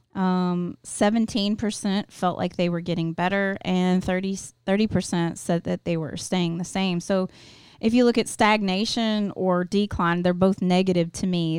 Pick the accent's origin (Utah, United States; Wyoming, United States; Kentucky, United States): Kentucky, United States; Louisville; I went to a parochial school 'cause I'm from Louisville, Kentucky